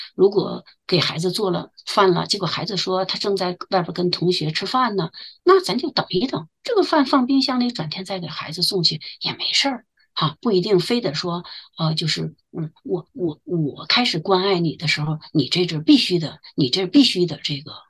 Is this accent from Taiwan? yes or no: no; China; now in Waterloo, Canada; 我们中国人